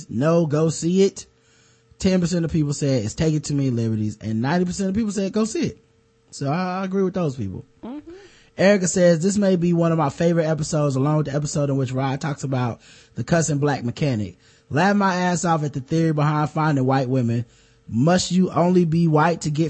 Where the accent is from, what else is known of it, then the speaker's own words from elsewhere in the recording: Lansing, Michigan, United States; As I've stated before, I'm from Lansing, Michigan, the town in which Malcolm spent his most formative years